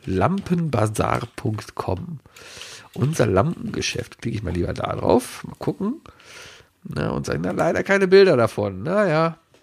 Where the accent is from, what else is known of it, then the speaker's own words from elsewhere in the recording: Cologne, North Rhine-Westphalia, Germany; Ich wohne jetzt seit 38 Jahren in Köln